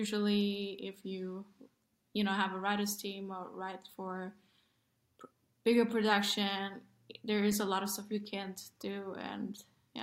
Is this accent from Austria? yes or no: yes; Vienna, Austria; And I remember I had great gay friends growing up in Vienna, and they were really bullied.